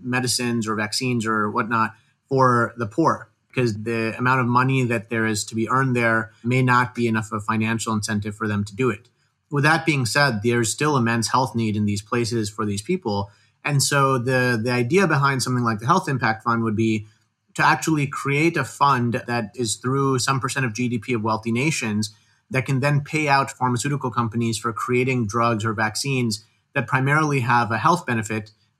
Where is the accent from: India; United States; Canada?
India; born there; You know, I'm Indian of background. I was born in India. I go back there often.